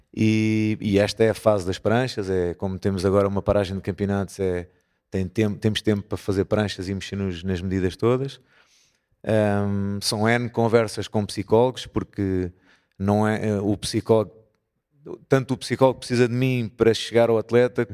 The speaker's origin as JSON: {"language": "Portuguese", "town": "Porto", "region": "Norte", "country": "Portugal", "said": "somos do Porto"}